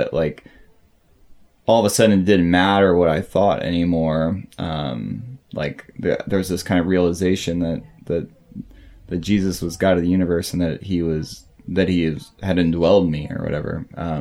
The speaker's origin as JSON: {"language": "English", "town": "St. Louis", "region": "Missouri", "country": "United States", "tie": "born or raised there", "said": "I was born there and spent until about high school"}